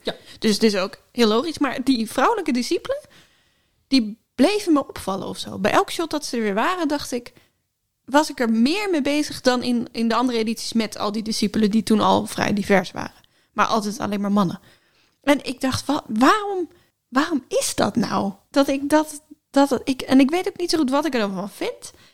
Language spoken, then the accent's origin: Dutch; Friesland, Netherlands; Ik ben geboren in Friesland, maar ik kan niet echt Fries.